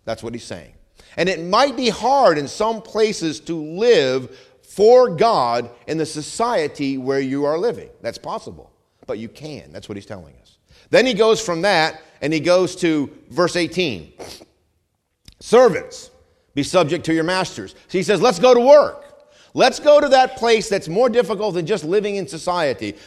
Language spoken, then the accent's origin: English; New England, United States; moved away; I'm from New England